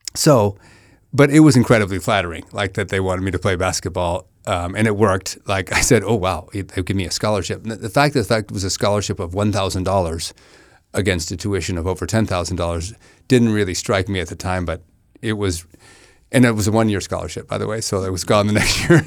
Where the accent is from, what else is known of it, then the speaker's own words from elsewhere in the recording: Menlo Park, California, United States; we grew up in Menlo Park